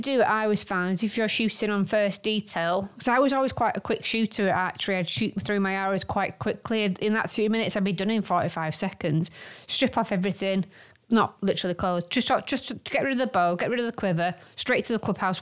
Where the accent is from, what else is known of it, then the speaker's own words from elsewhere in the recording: Manchester, North West England, United Kingdom; we are from Manchester